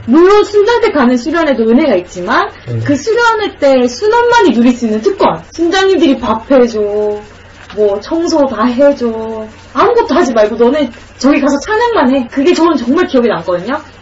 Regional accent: Gyeongsang, South Korea; 저는 경상도 사람이라서

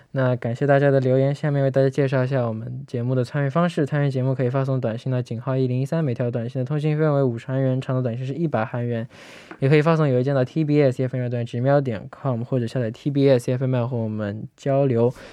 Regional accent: Malaysia; 乐乐好，

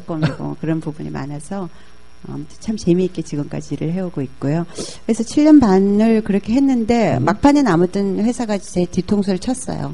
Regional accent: South Korea; moved away as an adult; also born or lived in Indonesia; 저는 뭐 한국 여자가 인도네시아에서 왔다 그러지 뭐

